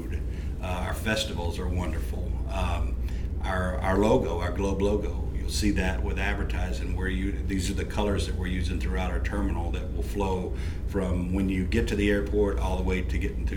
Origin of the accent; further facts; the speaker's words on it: Bossier City, Louisiana, United States; moved away as an adult; also born or lived in Homer, Louisiana; I'm proud to be from here. I grew up in Bossier. I was born in Homer